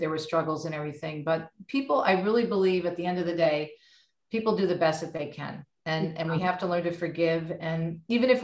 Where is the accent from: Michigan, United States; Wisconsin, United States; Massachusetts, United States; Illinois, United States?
Michigan, United States; also born or lived in Jersey City, New Jersey; We moved to Michigan when I was a child. So I was raised here